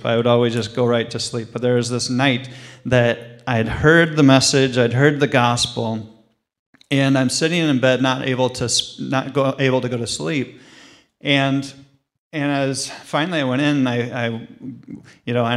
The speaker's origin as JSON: {"language": "English", "area": "right outside Des Moines", "region": "Iowa", "country": "United States", "lives_now": "Cedar Rapids, United States", "said": "I'm actually from right outside Des Moines in Iowa originally"}